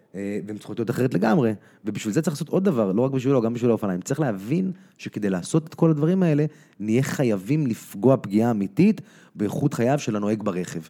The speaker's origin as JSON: {"language": "Hebrew", "town": "Tel Aviv", "region": "Tel Aviv District", "country": "Israel", "tie": "born or raised there", "also_born_or_lived": "United States", "said": "אני גדלתי פה במרכז צפון ישן"}